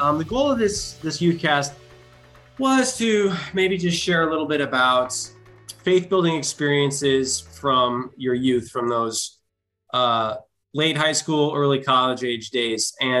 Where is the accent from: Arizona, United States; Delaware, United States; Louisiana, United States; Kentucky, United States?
Arizona, United States; And I'm from Arizona